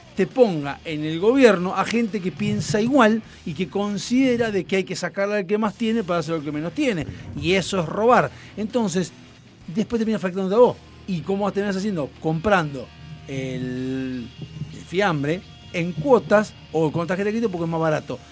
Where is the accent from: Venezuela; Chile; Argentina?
Argentina; qué zurdos, asquerosos que somos los argentinos